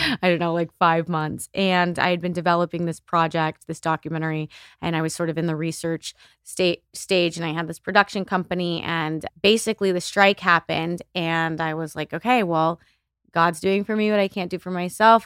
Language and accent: English; El Paso, Texas, United States; now in Los Angeles, United States; I grew up in El Paso, Texas